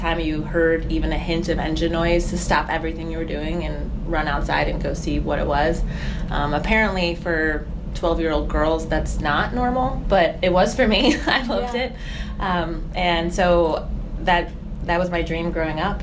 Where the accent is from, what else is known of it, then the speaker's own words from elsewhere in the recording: Chicago, Illinois, United States; moved away as an adult; also born or lived in Georgia; I'm from Chicago area originally.